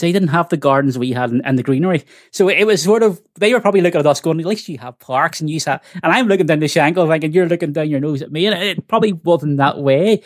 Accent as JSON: {"language": "English", "town": "Belfast", "region": "Northern Ireland", "country": "United Kingdom", "tie": "born or raised there", "said": "I grew up in the Glen Cairn estate"}